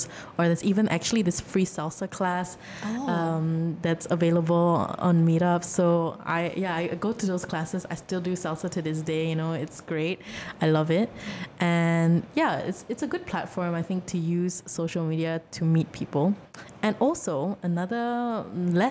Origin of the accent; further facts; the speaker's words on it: Malaysia; we're Malaysian